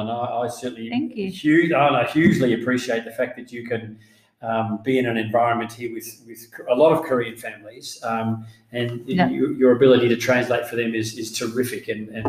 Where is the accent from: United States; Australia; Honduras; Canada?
Australia; moved away; I'm from Australia